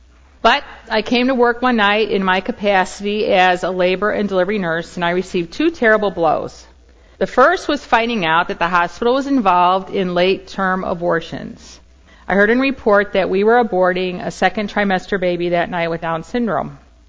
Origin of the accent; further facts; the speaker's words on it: Indiana, United States; moved away; also born or lived in Chicago; When I was a young mom, barely out of my teens, I was the first person to happen on an accident in my home state of Indiana.